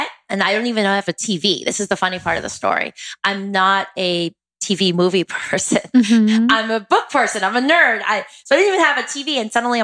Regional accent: East Coast, United States; I'm from the East Coast originally

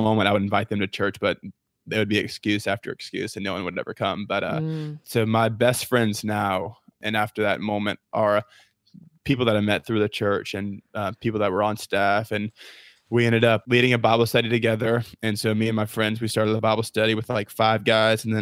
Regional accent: Niceville, Florida, United States; moved away as an adult; now in Auburn, United States; I'm from a little town called Niceville.

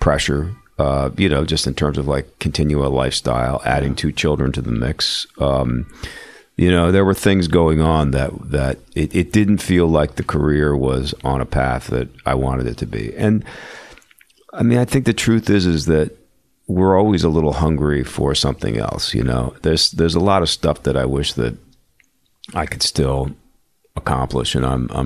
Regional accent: Philadelphia, Pennsylvania, United States; now in New York, United States; I grew up in Philly, so I you know, being growing up in an urban setting

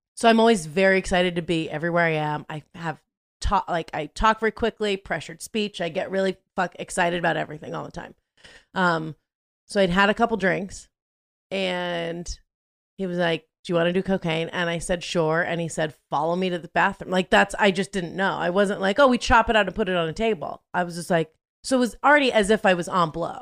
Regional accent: Southern California, United States; I grew up in Southern California, going to school there

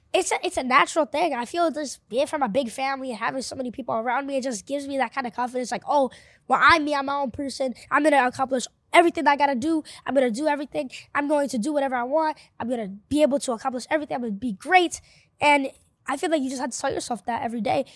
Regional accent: New York City, New York, United States; first language Spanish; English is a second language; also born or lived in Panama; I'm from Bushwick, Brooklyn

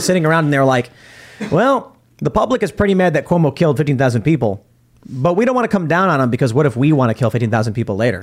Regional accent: Chicago, Illinois, United States; I grew up with this in Chicago

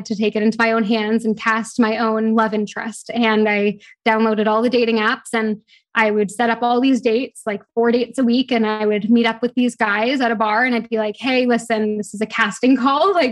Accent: Toronto, Ontario, Canada; moved away as an adult; also born or lived in London; now in Bahamas; I'm from Toronto, but I live in the Bahamas

